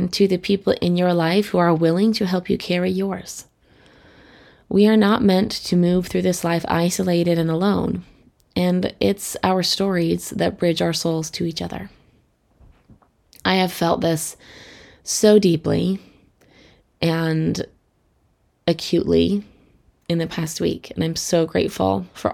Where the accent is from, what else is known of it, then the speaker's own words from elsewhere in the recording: Colorado, United States; I grew up in Colorado, which is beautiful for hikers.